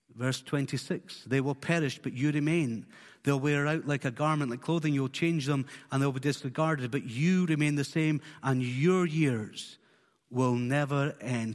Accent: Isle of Skye, Scotland, United Kingdom; born or raised there; also born or lived in Fort William

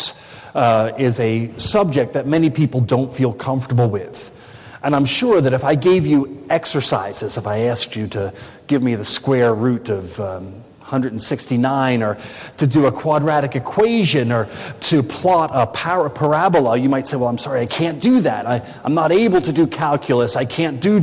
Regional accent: United States; I'm from America

